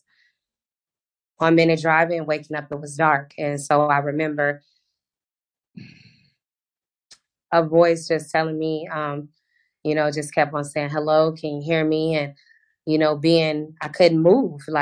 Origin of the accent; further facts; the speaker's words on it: Houston, Texas, United States; now in Orlando, United States; I'm originally from Houston, Texas. I now reside in Orlando, Florida